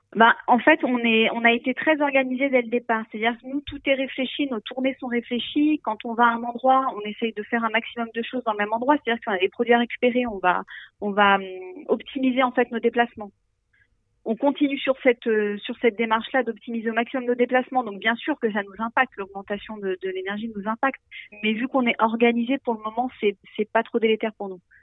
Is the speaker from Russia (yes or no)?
no; Ain, Dombes, Auvergne-Rhône-Alpes, France; On est originaire de l'Inde, de la Dombe nous, mêmes